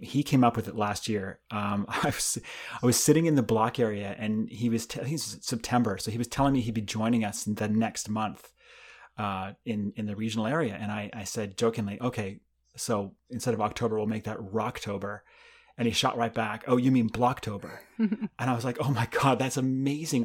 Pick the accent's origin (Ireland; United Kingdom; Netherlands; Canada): Canada; moved away as an adult; now in United States; when I grew up in Canada